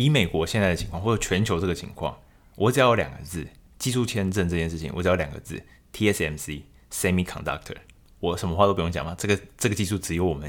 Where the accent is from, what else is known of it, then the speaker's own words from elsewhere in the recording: Taiwan; 其实就是一般的听众，或者说身为台湾人来说，会有什么样的想法，或是跟我一样这种感觉吗？